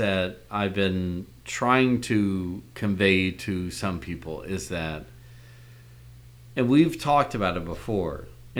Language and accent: English; United States; I'm still an American